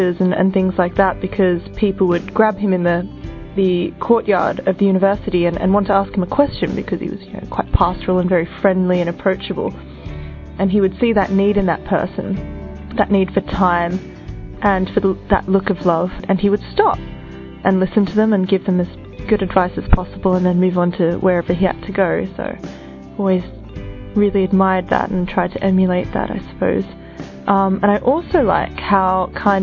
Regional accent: Australia; I'm from Australia, and I'm 23.

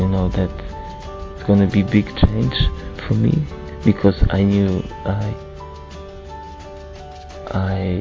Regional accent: Poland; I'm from Poland.

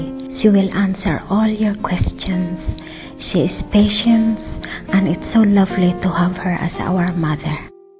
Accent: Philippines; moved away as an adult; I come from the Philippines.

